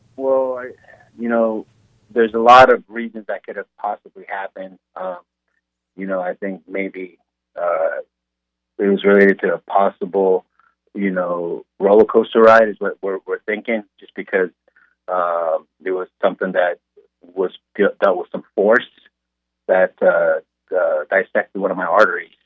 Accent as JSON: {"language": "English", "region": "Southern California", "country": "United States", "tie": "born or raised there", "moved": "yes", "lives_now": "Kansas, United States", "said": "growing up in Southern California"}